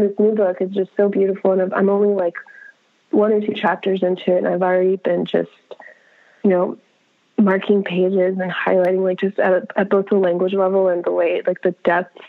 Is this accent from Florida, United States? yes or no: yes; Miami, Florida, United States; I grew up in Miami